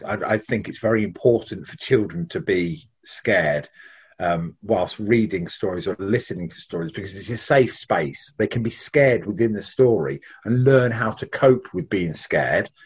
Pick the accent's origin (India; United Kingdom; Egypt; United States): United Kingdom; Leicestershire, East Midlands; I live in Leicestershire, born and bred in Leicestershire